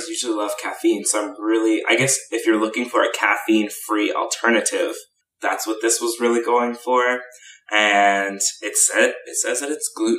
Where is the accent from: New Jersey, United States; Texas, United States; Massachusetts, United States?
Texas, United States; I'm from Texas